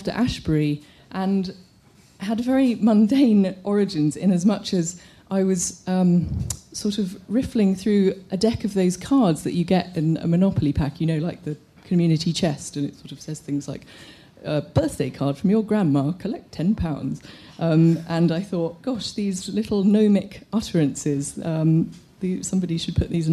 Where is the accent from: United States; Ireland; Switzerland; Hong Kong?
Hong Kong; I'm from Hong Kong